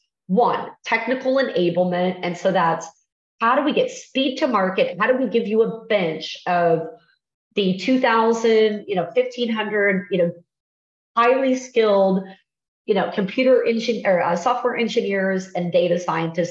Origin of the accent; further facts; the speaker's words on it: Nebraska, United States; now in Texas, United States; I'm from Nebraska